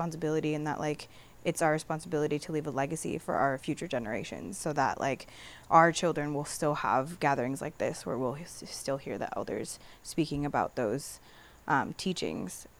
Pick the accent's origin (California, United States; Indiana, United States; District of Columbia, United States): California, United States; San Pedro; I grew up in San Pedro